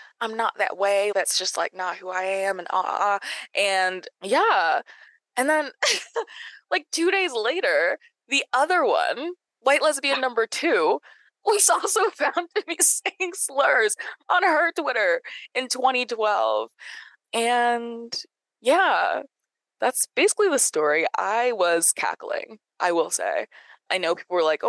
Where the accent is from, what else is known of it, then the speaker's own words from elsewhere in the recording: the South, United States; I'm from the South